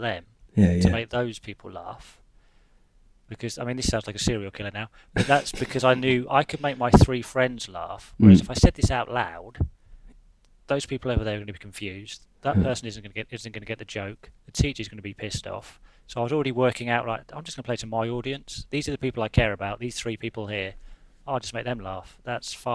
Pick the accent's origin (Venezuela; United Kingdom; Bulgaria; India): United Kingdom; Leicester, East Midlands; also born or lived in Hoo, Kent; I went to school in a little village called Hoo, H-O-O-O. But I grew up in Leicester in the late '80s, early '90s